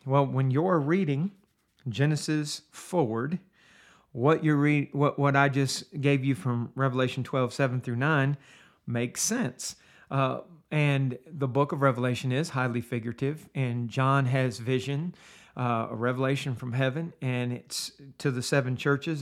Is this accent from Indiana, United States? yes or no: no; Steubenville, Ohio, United States; I grew up in Steubenville, Ohio